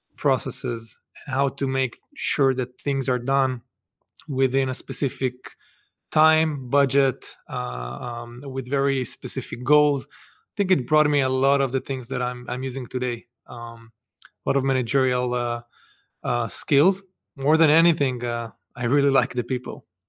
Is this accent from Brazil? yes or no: no; Israel; moved away as an adult; now in Boston, United States; I grew up actually in Israel